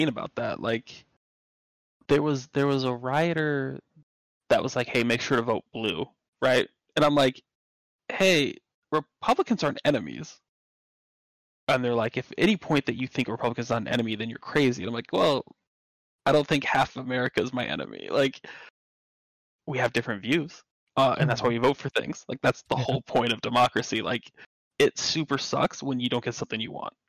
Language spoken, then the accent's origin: English; Utah, United States; moved away; I come from Utah, which is super religious